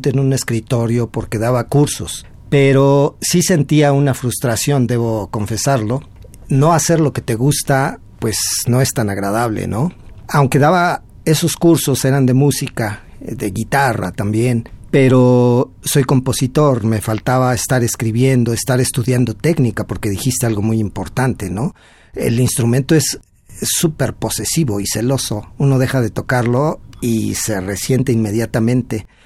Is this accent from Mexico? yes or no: yes; Mexico City, Mexico; born there; now in Toluca, Mexico; No, nací aquí en el Distrito Federal, pero ahora estoy radicando allá. Tengo ya un buen tiempo, desde el 2000 me fui a radicar a Toluca